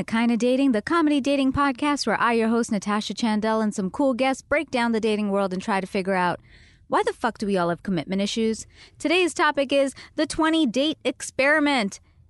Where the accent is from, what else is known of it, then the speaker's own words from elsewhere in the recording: Canada; now in United States; because we're both Canadian